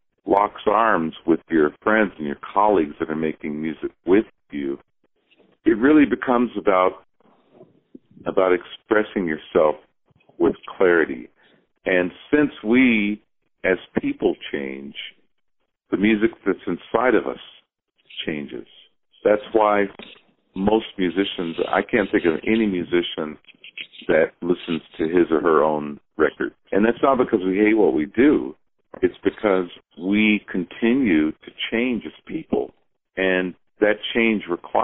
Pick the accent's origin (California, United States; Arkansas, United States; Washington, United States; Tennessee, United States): California, United States; Los Angeles; I grew up in Venice, California